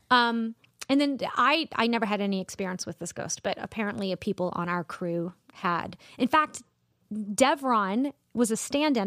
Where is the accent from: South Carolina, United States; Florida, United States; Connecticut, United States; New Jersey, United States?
South Carolina, United States; Columbia; also born or lived in Charleston, South Carolina; I grew up in Columbia and went to school in Charleston